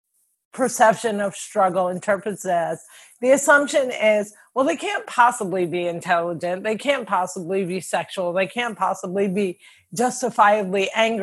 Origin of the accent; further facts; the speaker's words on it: Cliffside Park, New Jersey, United States; I'm from Cliffside Park, New Jersey